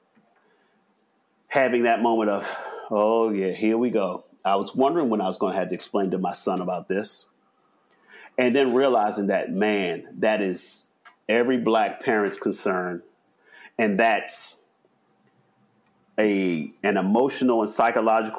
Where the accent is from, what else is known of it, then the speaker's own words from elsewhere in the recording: Baltimore, Maryland, United States; growing up in Baltimore, which is more than 50% Black